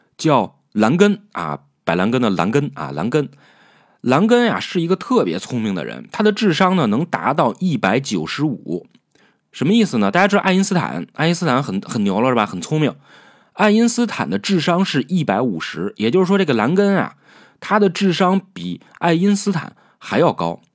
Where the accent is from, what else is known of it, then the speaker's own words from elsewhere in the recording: China; 然后我们中国人特别相信一句话